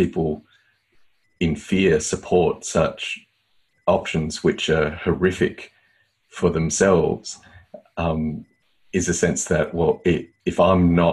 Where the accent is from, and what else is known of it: Australia